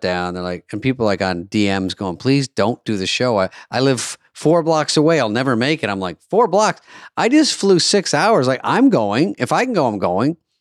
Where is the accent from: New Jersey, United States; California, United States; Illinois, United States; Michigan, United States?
Michigan, United States; I was born in Michigan